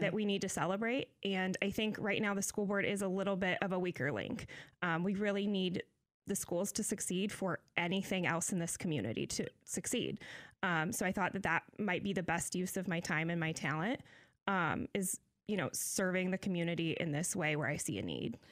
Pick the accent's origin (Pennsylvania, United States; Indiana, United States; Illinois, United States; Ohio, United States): Illinois, United States; Decatur; I'm born and raised in Decatur.